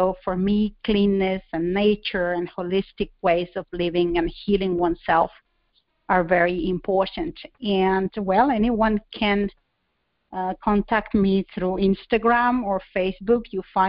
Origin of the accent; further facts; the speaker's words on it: Spain; first language Spanish; English is a second language; moved away as an adult; now in Finland; I'm originally from Southern Europe, from Spain, but I live in Finland, and where my husband is from. So I'm like 4,000 kilometers away from my home, and I've been abroad for 24 years